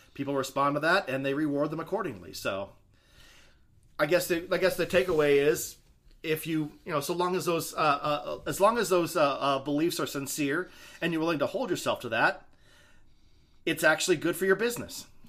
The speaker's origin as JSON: {"language": "English", "region": "Idaho", "country": "United States", "said": "we're from Idaho"}